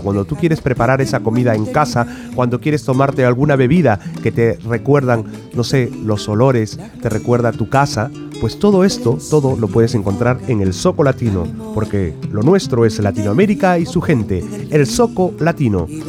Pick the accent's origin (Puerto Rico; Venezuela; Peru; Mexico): Peru; moved away; los peruanos que, que somos, que vivimos aquí